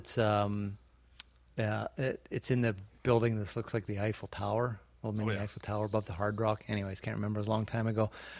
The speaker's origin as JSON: {"language": "English", "country": "Canada"}